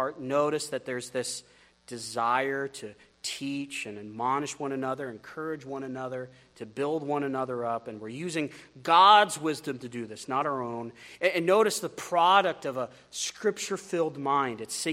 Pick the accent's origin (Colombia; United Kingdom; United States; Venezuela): United States; as an American